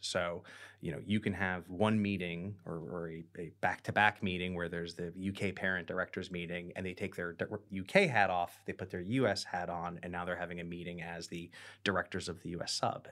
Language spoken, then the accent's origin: English; United States; now in London, United Kingdom; we are an American doing business in Britain